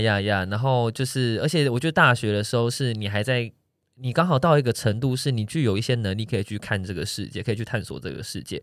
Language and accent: Chinese; Taichung, Taiwan; moved away; 我的老家在台中